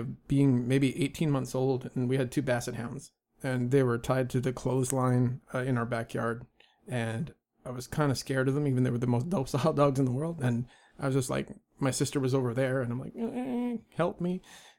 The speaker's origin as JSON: {"language": "English", "town": "Vancouver", "region": "British Columbia", "country": "Canada", "tie": "born there", "said": "I was born a 5-minute walk from this house we're in right now. This is the Vancouver General Hospital."}